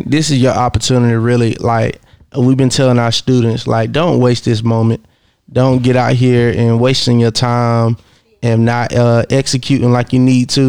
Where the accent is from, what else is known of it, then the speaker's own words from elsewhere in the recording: Monroe, Georgia, United States; I'm from Monroe, Georgia. I'm not one of the niggas that come to Atlanta. I have made a little name out here for myself, but I don't rep Atlanta, bro. I'm from Monroe, Georgia